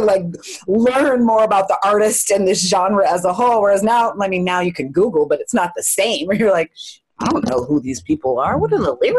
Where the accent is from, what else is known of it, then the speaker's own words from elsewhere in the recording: California, United States; I am from California